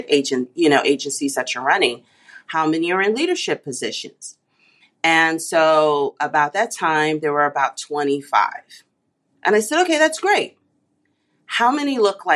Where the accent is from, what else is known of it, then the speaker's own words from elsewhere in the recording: New York City, New York, United States; also born or lived in Texas / San Jose, California; now in Indianapolis, United States; I grew up in New York City, you know, so I became a transit girl when I was 5 years old